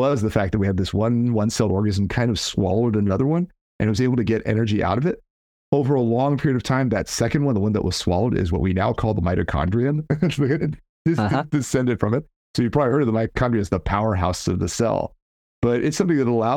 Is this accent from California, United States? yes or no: yes; California, United States; I'm from California